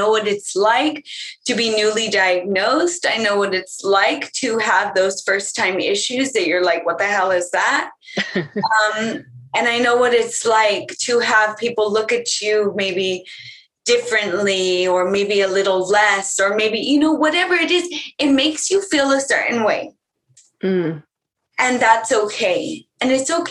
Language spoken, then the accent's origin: English; California, United States; I'm very California